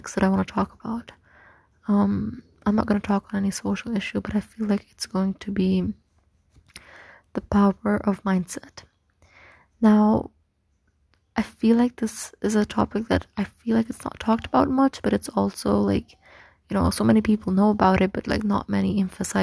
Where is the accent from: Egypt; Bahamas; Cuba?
Egypt; moved away as an adult; now in Pakistan; I was born and raised in Egypt, and I lived there for like 18 years